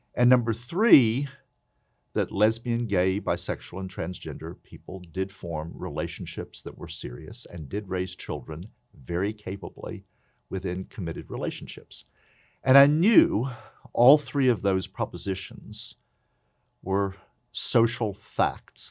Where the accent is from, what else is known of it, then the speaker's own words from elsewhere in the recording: Princeton, West Virginia, United States; moved away as an adult; I grew up in Princeton, West Virginia, the county seat of Mercer County, in the house that my great-grandfather built.